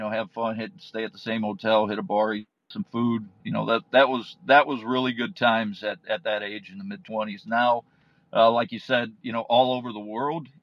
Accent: Indiana, United States; moved away as an adult; also born or lived in Chicago area / Kansas / Florida; I grew up in Indiana

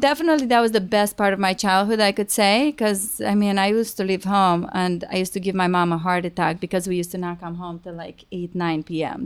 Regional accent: Rădăuți, Suceava County, Romania; moved away as an adult; now in United States; I'm originally from Romania. Um, I moved to America when I was twenty-one

